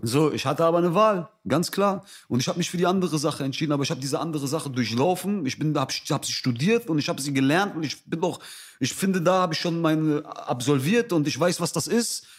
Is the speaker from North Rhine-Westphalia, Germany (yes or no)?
yes; Essen, North Rhine-Westphalia, Germany; moved away; Ich bin in Essen aufgewachsen.